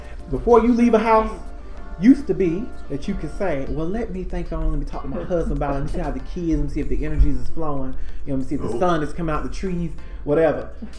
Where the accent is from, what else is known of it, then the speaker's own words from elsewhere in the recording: United States; we are normal American children.